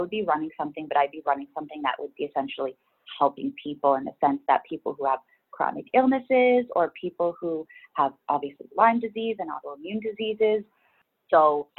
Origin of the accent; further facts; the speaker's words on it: Ontario, Canada; moved away as an adult; also born or lived in Woodbridge, Ontario; now in Vancouver, Canada; I grew up in Ontario, Canada